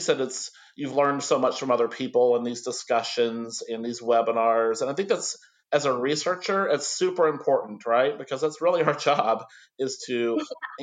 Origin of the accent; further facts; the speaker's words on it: near Fort Knox, Kentucky, United States; I grew up near Fort Knox, Kentucky